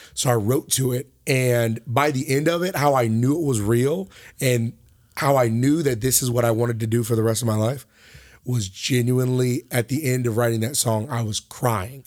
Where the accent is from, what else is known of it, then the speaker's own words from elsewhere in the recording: Pawleys Island, South Carolina, United States; also born or lived in Lake City, South Carolina; now in Conway, United States; originally from Lake City, but we moved to Pauley's Island, South Carolina, where, um, I went to high school